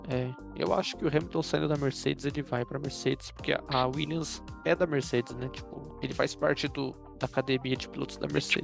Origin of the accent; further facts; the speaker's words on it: São Paulo, Brazil; a gente é de São Paulo